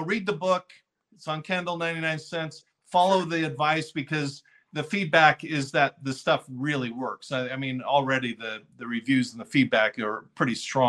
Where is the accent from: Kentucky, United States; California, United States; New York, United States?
California, United States; Fullerton; I grew up in Fullerton, a little town in Southern California